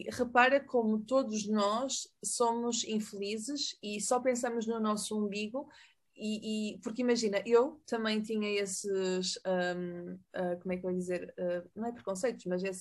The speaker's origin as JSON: {"language": "Portuguese", "country": "Mexico", "second_language": "Portuguese", "said": "Eu queria dizer, interrompendo, e desculpa porque eu sou mexicana."}